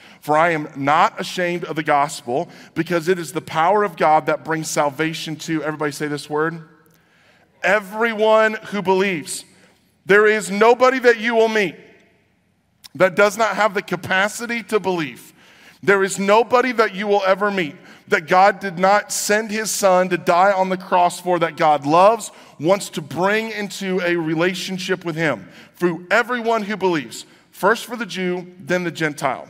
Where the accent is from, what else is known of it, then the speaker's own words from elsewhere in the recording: United States; So here in America